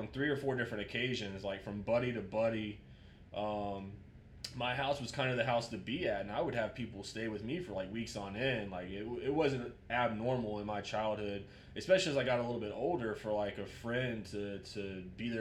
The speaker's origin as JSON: {"language": "English", "town": "Jacksonville", "region": "Florida", "country": "United States", "tie": "born or raised there", "said": "Grew up, born and raised in Jacksonville, Florida"}